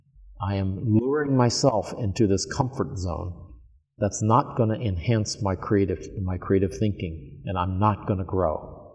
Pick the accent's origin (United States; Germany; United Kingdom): United States; New York; now in Portland, United States; So from being this New Yorker now and going to Portland, Oregon, that was a risk.